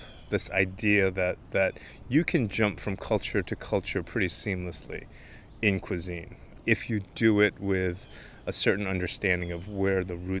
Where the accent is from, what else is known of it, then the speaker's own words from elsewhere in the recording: South Korea; have the same thing in Korea. They just call it something else. This is where you eat collards, but in my home country, this is where you would grow cabbage and use that for kimchi.